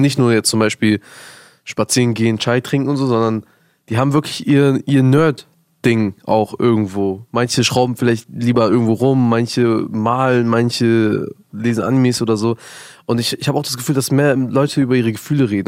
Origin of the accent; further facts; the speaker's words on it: Germany; ich bin in Deutschland groß geworden